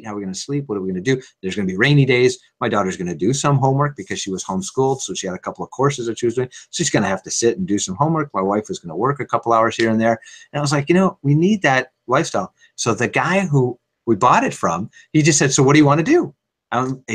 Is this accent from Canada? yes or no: yes; Montreal, Quebec, Canada; now in Toronto, Canada; I grew up in Montreal and now I live in Toronto